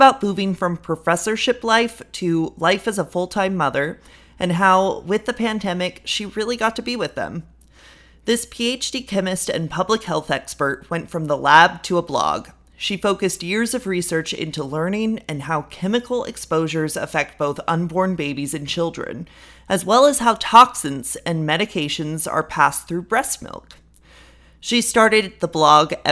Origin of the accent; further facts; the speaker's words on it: California, United States; accent: California surfer bro; I just have like the California, like surfer bro kind of accent